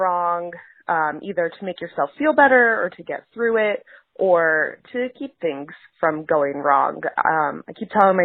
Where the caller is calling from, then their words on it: Omaha, Nebraska, United States; I'm calling from Omaha, Nebraska.